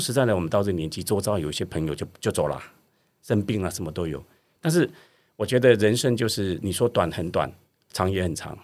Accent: Budai, Chiayi County, Taiwan; moved away; 那嘉义的那个布袋就是我的故乡

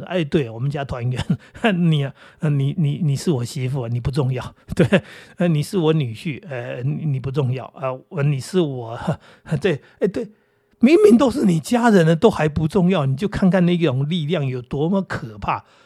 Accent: Taiwan; 我们台湾人

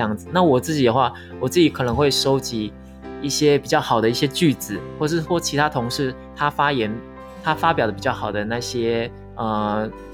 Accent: Taiwan; moved away as an adult; now in Philippines; 我们台湾人

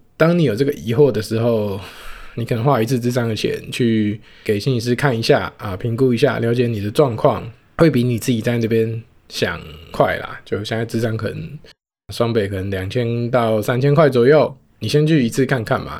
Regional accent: Taoyuan, Taiwan; 我的家乡桃园

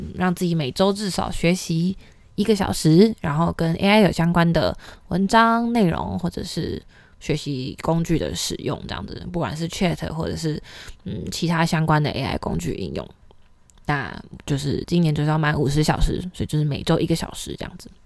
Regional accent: Taipei, Taiwan; also born or lived in Yilan; 我是算是北部长大的小孩，我是嗯。宜兰出生，然后台北长大

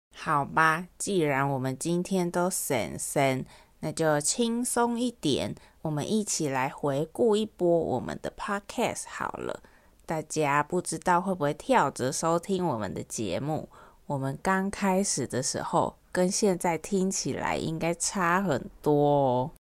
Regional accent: Taiwan; accent: Taiwanese accent

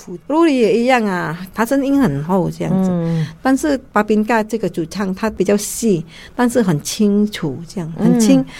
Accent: Taiwan; 是，我是觉得我是习惯了，我们台湾人本来就是很好心

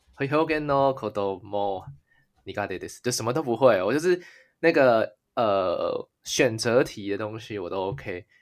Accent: Taiwan; now in Japan; 身为一个台湾人

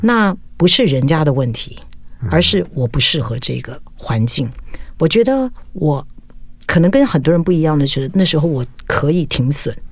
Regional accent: Taiwan; 从小在眷村长大，那我的家庭，其实我的父母都已经走了，如果他们今天还在世的话，都九十好几了

